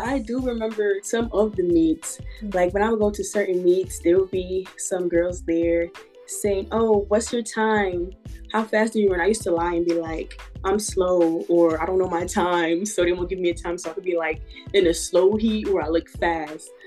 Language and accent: English; New York City, New York, United States; moved away as an adult; also born or lived in Greensboro, North Carolina; I'm from Brooklyn, New York